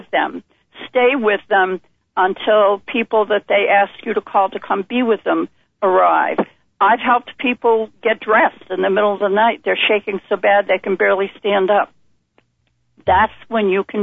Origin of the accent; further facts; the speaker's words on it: Vermont, United States; moved away; I'm born and raised in Vermont.